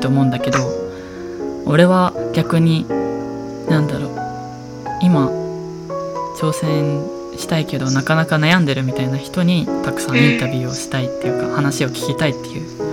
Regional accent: Kansai, Japan; accent: Kansai dialect; 関西弁出ちゃったけど

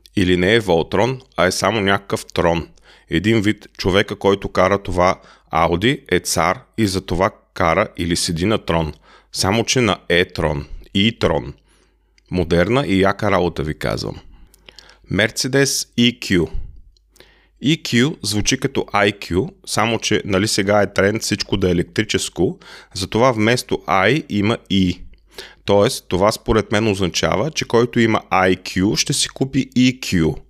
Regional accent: Bulgaria; now in Germany; Аз съм българин

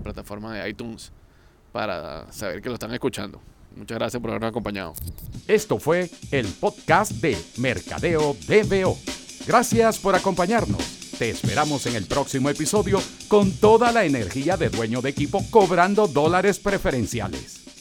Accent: Venezuela; en, Venezuela, en mi país

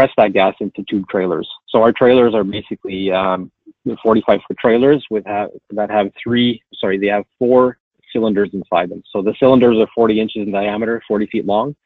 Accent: Timmins, Ontario, Canada; I'm born and raised in Timmins and have a kind of a good grasp of Northern Ontario

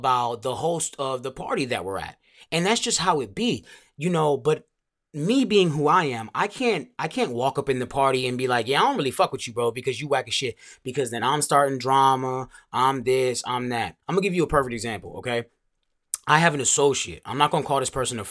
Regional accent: Montgomery County, Maryland, United States; also born or lived in Langley Park, Maryland; I'm from Montgomery County, bro. Pretty much born and raised for as long as I can remember.

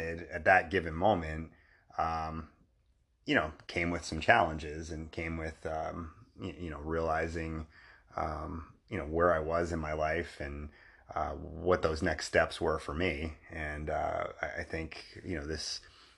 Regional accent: New Jersey, United States; we're both from New Jersey, so mm-hmm. similar upbringings

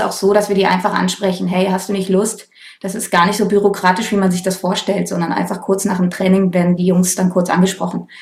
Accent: Cologne, North Rhine-Westphalia, Germany; moved away as an adult; now in Berlin, Germany; Ich komme eigentlich aus Köln

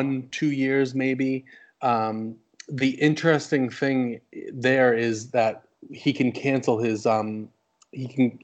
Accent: New England, just outside of Boston, Massachusetts, United States; born and raised in New England, just outside of Boston

